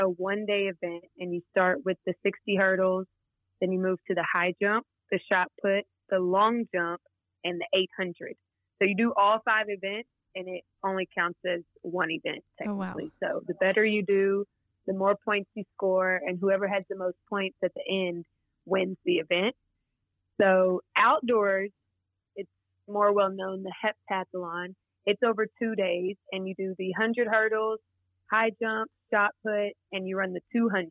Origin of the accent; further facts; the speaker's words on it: Wichita Falls, Texas, United States; moved away as an adult; also born or lived in Arkansas; I grew up in Wichita Falls, Texas